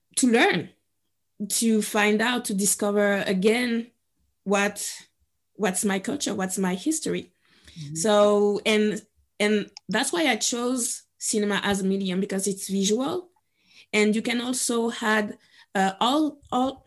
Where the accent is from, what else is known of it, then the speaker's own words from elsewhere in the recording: Guadeloupe; moved away as an adult; also born or lived in Paris, France; I was born and raised in Guadeloupe